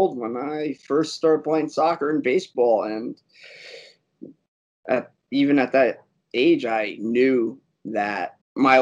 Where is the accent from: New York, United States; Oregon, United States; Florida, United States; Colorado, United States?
New York, United States; Westchester County; Born, raised in New York, from a county called Westchester